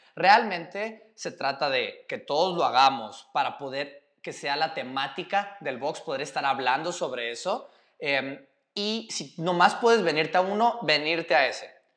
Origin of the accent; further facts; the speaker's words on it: Mexico; moved away; yo soy el tercer mexicano